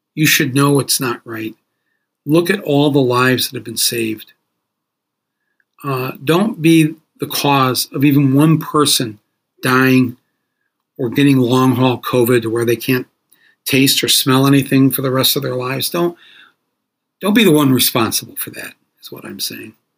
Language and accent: English; Flint, Michigan, United States; I grew up in Flint, Michigan